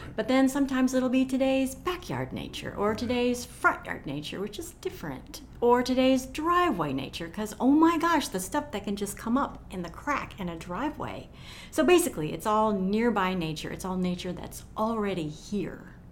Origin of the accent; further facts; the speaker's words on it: Knoxville, Tennessee, United States; I grew up in South Knoxville